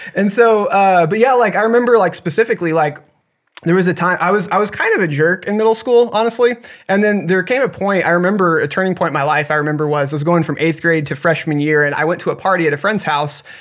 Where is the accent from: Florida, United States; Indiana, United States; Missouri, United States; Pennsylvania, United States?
Missouri, United States; Blue Springs; also born or lived in Montana / Kansas City; I grew up, uh, most of my life over that way